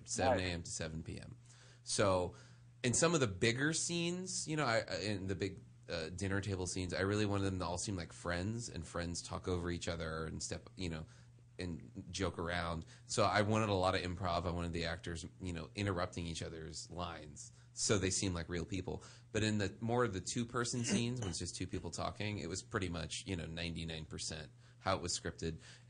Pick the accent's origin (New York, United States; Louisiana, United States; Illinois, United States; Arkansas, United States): Louisiana, United States; New Orleans; Because like I grew up in New Orleans, right?